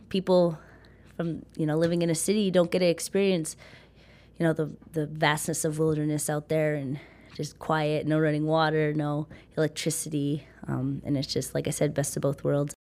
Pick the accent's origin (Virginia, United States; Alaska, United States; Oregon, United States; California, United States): Alaska, United States; Dillingham; moved away as an adult; now in Seattle, United States; I am born and raised in Dillingham, Alaska